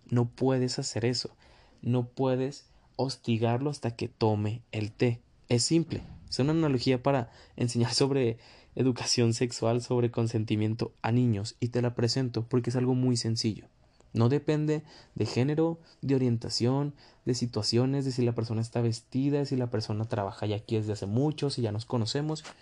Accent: Mexico; also born or lived in northern Mexico; desde mi perspectiva como mexicano, básicamente vivo en el norte

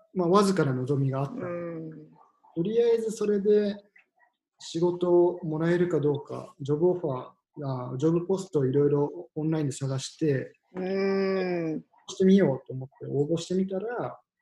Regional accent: Hiroshima, Japan; moved away as an adult; also born or lived in Tokyo; now in Vancouver Island, Canada; 2013年に地元広島で働いてたのを仕事辞めて東京に出てくる

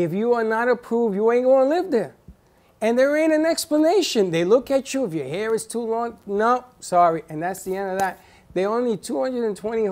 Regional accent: New York, United States; also born or lived in Puerto Rico; now in South Florida, United States; I was from New York. I still have my accent

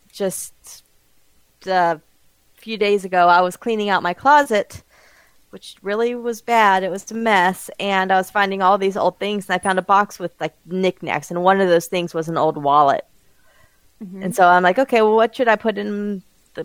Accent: Bakersfield, California, United States; moved away; my hometown

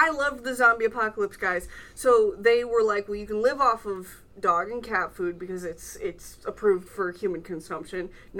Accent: Lake Michigan, Midwest, United States; I'm from Lake Michigan

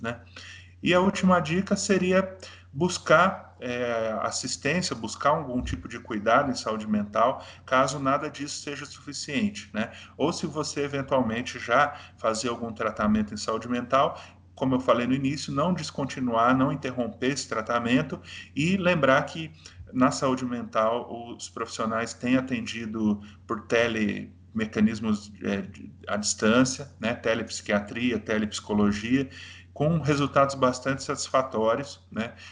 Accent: Brazil

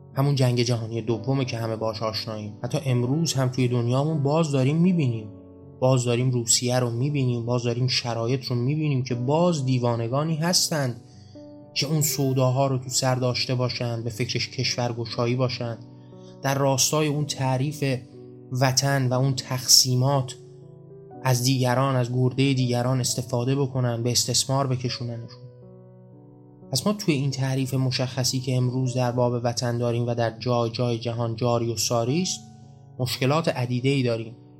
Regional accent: Iran; من و شما توی ایران به دنیا نیومده بودیم خب قاعدتا ما ایرانی نبودیم

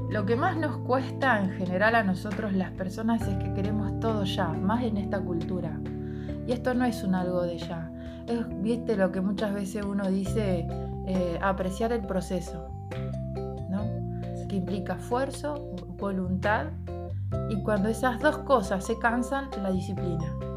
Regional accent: Ramallo, Buenos Aires Province, Argentina; en mi pueblo, Ramallo

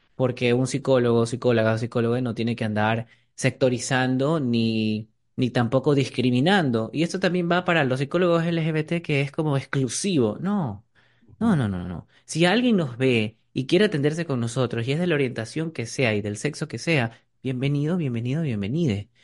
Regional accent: Ecuador; como ecuatorianos

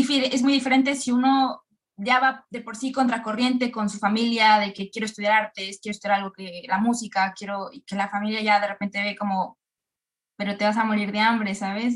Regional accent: Querétaro, Mexico; moved away as an adult; now in Belgium; yo soy mexicana, soy, soy de Querétaro.

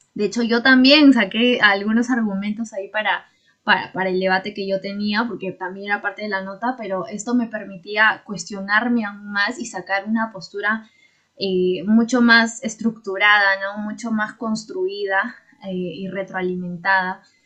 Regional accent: Huancayo, Junín, Peru; yo soy de Huancayo

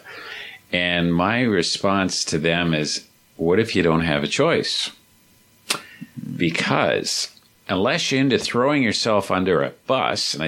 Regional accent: Ontario, Canada; I'm from Ontario

